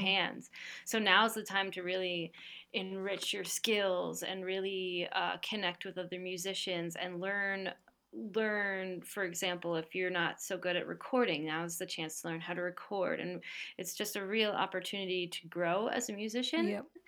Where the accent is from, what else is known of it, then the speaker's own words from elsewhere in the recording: New Jersey, United States; I grew up in New Jersey, um, on the east coast of the U.S.